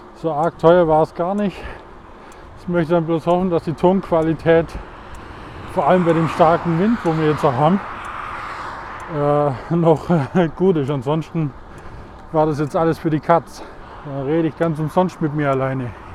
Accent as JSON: {"language": "German", "area": "Swabia", "region": "Bavaria", "country": "Germany", "accent": "Swabian", "said": "wie ihr vielleicht an meinem Dialekt erkennt, ich komme aus dem Schwaberlindli"}